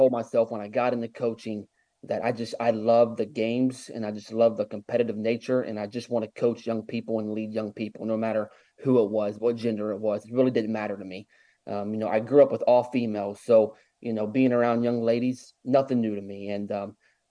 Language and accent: English; Ohio, United States; moved away as an adult; also born or lived in Vienna, West Virginia / Virginia Beach, Virginia; now in Georgia, United States; I'm originally from Ohio